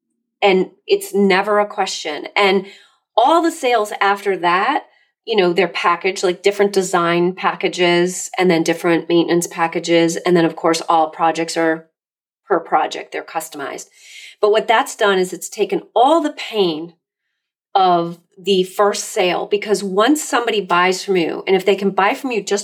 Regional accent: Massachusetts, United States; I'm Massachusetts

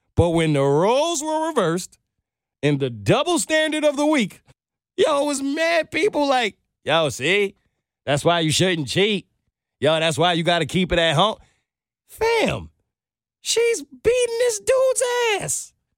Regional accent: New York, United States; moved away; I'm from New York

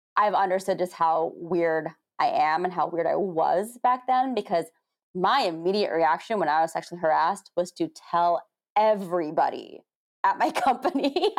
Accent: United States; being Asian American

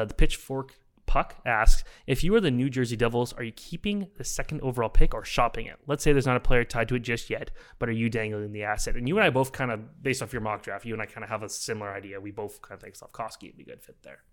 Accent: Oakville, Ontario, Canada; I'm from Oakville

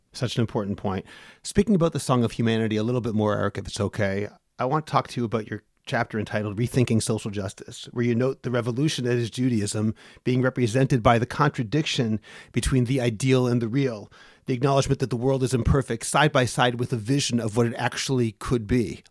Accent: Boston, Massachusetts, United States; my hometown of Boston

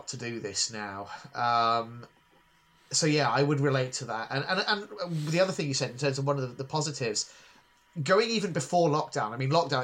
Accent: Northamptonshire, East Midlands, United Kingdom; I grew up in Northamptonshire in the mid-1990s.

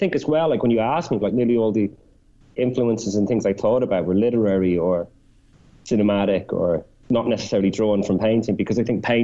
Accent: Ireland; being Irish, like I grew up on that kind of Joycean intertextuality

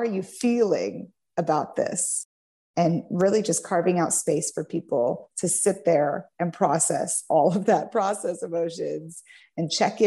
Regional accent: Kansas City, United States; moved away as an adult; also born or lived in California; I'm originally from Kansas City. Okay. I was in California for 14 years, and I just moved back to my hometown earlier this year.

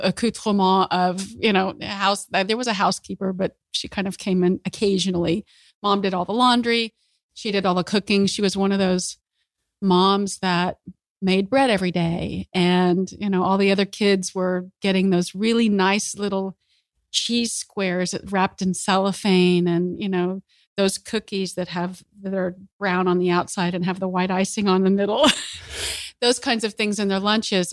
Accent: Oklahoma City, Oklahoma, United States; I grew up in Oklahoma City

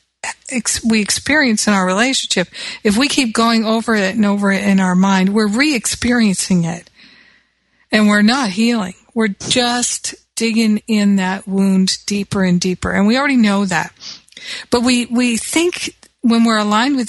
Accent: United States; because I'm American

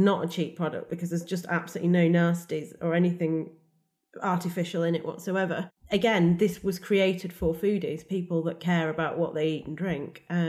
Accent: United Kingdom; And I'm all about being British, all about what we can grow here and the very much the best of British.

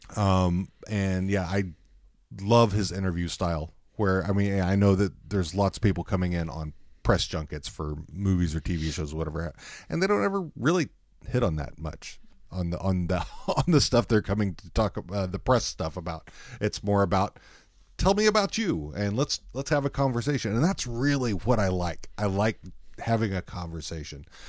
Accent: Texas, United States; also born or lived in Dallas; now in Seattle, United States; I grew up in Texas

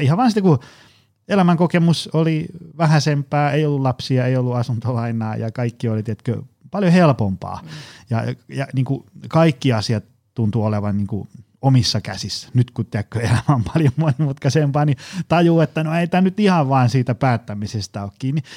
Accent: Tampere, Pirkanmaa, Finland; lapsena ja nuorena asuin Koillistampereella

